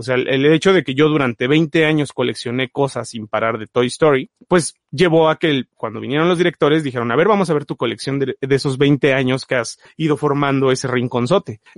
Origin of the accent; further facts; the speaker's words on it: Puebla, Mexico; cada mes tenía que ir a Ciudad de Puebla y comprar, que era una hora de mi pueblo, y comprar su fascículo mensual.